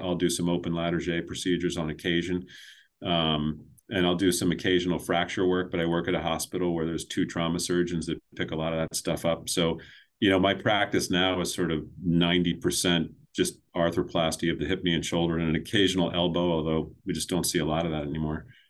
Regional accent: north of Baltimore, Maryland, United States; now in New Hampshire, United States; I grew up in, in Maryland, about twenty-five minutes north of Baltimore in, in sort of horse farm country

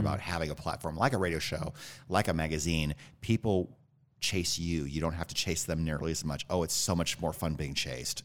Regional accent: Northwood, Iowa, United States; moved away; also born or lived in Illinois; And I grew up in Iowa, a little town called Northwood.

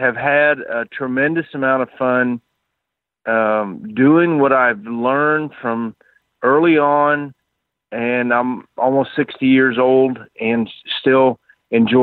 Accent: Houston, Texas, United States; moved away as an adult; now in Ponca City, United States; I grew up in Texas, Houston, Texas

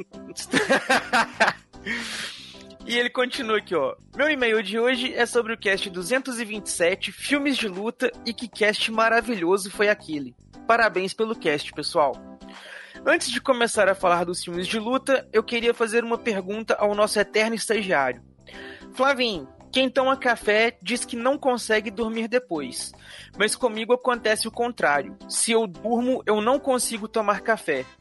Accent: Rio de Janeiro, Brazil; sou do Rio de Janeiro

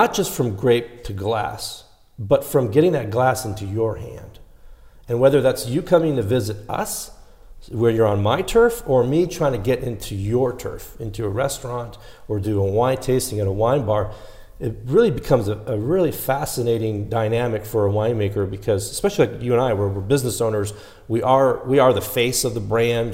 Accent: Los Angeles, California, United States; born and raised in Los Angeles

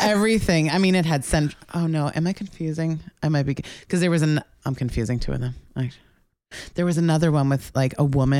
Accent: Melville, New York, United States; I'm a New Yorker. Okay. I'm originally from Long Island.

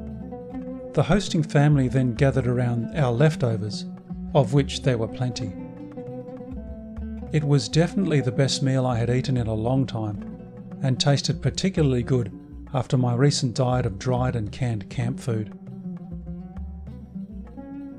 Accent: Australia; first language English

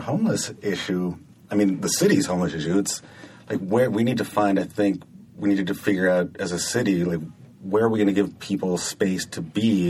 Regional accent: San Jose, California, United States; In San Jose.

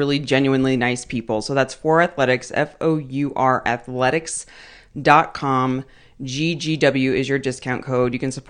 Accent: Mesa, Arizona, United States; moved away; I grew up in Mesa.

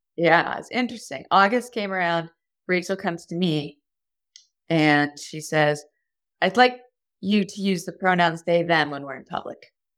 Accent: Texas, United States; I grew up in Texas

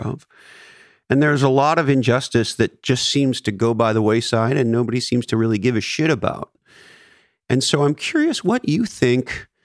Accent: Montreal, Quebec, Canada; now in California, United States; growing up in Montreal

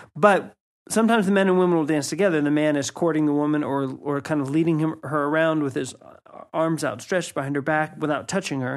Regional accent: United States; moved away; myself as an American

